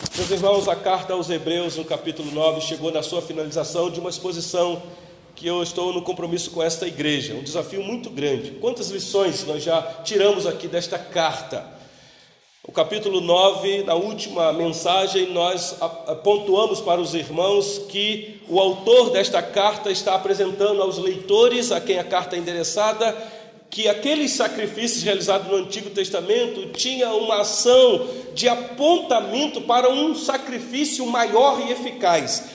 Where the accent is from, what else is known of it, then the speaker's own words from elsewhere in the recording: Brazil; Nós que somos brasileiros